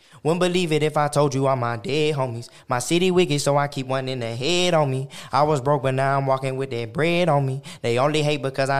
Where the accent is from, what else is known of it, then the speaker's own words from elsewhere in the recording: Oklahoma, United States; Yeah, I grew up